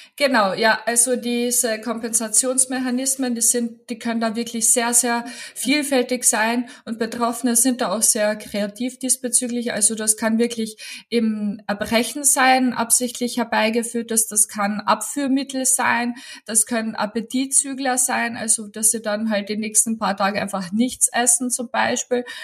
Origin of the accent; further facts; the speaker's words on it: Klagenfurt, Carinthia, Austria; moved away as an adult; now in Upper Austria, Austria; ich habe auch noch Kommunikationswissenschaften studiert in Klagenfurt gebürtig. Komme ich aus Klagenfurt.